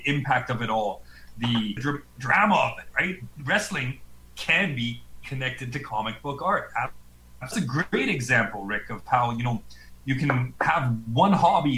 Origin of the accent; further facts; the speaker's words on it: Calgary, Alberta, Canada; I grew up in Calgary, man. Yeah, I'm from Calgary